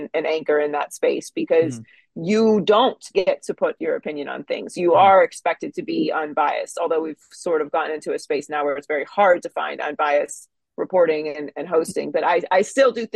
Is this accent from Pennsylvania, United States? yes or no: yes; Pittsburgh, Pennsylvania, United States; moved away as an adult; also born or lived in Miami, Florida; I was born and raised in Pittsburgh, Pennsylvania. I lived there until I was 18 years old